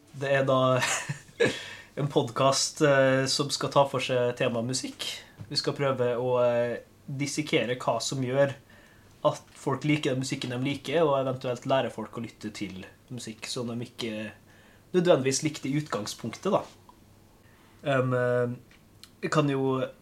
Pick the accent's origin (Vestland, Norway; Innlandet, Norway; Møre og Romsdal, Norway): Møre og Romsdal, Norway; Molde; now in Kristiansand, Norway; hvis dere stusser på dialekt, så er jeg fra Molde